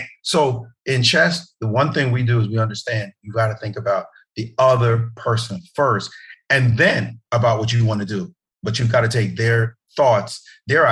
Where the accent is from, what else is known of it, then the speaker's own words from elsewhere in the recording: New York City, New York, United States; also born or lived in Jamaica; I'm from Brooklyn.